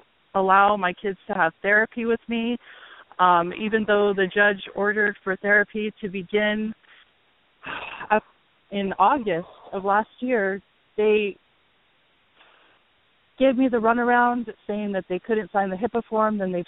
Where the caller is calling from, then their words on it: Hawaii, United States; I'm calling from Hawaii